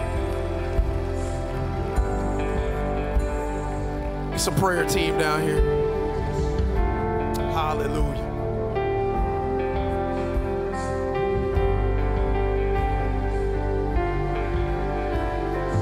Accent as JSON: {"language": "English", "area": "Carol City", "region": "Florida", "country": "United States", "said": "I'm from Carroll City"}